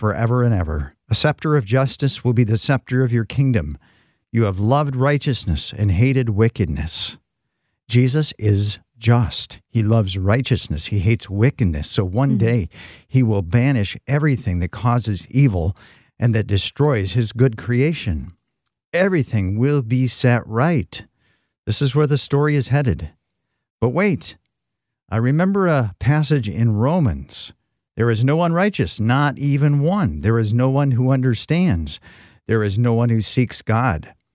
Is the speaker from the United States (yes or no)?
yes; West Michigan, United States; moved away as an adult; also born or lived in Phoenix, Arizona; when we moved from Phoenix to back to West Michigan